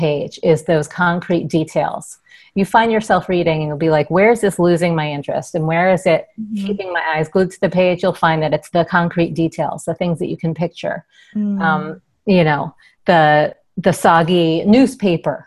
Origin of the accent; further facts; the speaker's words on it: New York, United States; growing up in New York, being a dork in New York.